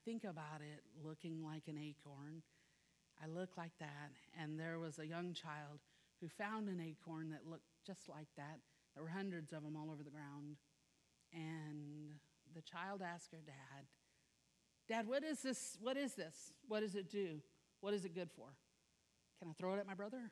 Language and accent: English; South Louisiana, United States; I am from South Louisiana